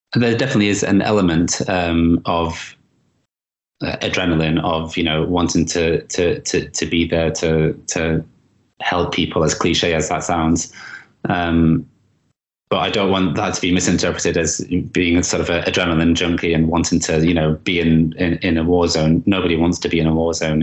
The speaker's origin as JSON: {"language": "English", "town": "Manchester", "region": "North West England", "country": "United Kingdom", "tie": "born or raised there", "said": "in Manchester, in my hometown"}